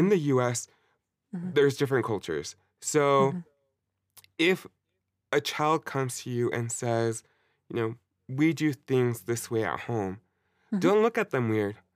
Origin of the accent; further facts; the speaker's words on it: Colombia; Like Latin America, Colombia, my hometown. This is what my family does.